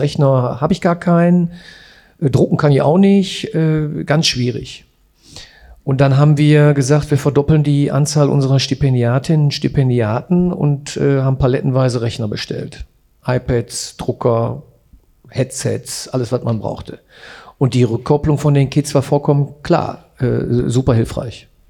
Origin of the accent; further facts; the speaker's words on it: Essen, North Rhine-Westphalia, Germany; Ich bin Essener und arbeite in Gelsenkirchen